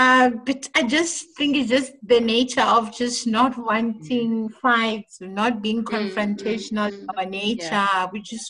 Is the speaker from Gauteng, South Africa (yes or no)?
yes; Pretoria, Gauteng, South Africa; first language Tswana; English is a second language; I know I'm very clear about being Tswana and whatnot, but I grew up in Pretoria, right? So there's just a mixture of all of us.